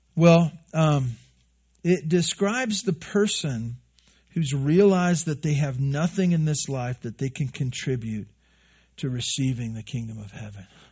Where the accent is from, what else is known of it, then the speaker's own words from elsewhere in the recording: Santa Barbara, California, United States; moved away; I grew up in Santa Barbara on the, the bad side of the freeway